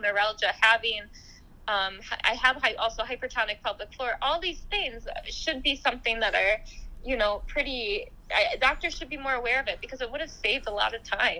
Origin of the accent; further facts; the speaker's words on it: United States; my family, we've grown up in the U.S. for uh, years